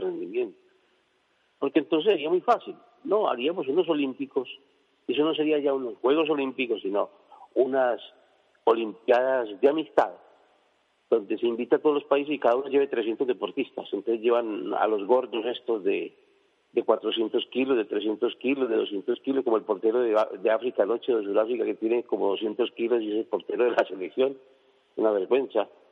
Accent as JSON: {"language": "Spanish", "country": "Colombia", "said": "como decimos nosotros en Colombia"}